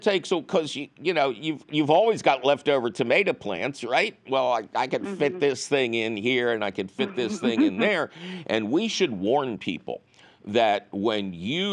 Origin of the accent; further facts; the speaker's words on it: Philadelphia, Pennsylvania, United States; I'm from Philadelphia